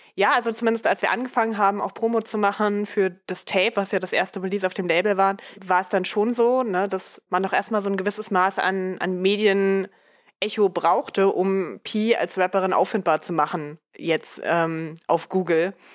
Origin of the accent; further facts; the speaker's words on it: Dessau, Saxony-Anhalt, Germany; in meiner Heimatstadt in Dessau